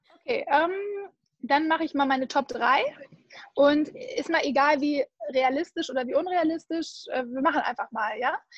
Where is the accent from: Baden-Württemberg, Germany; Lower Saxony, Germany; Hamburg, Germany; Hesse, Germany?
Hamburg, Germany; ich komme ja eigentlich aus Hamburg und mein Papi ist echt allertiefster Hanseat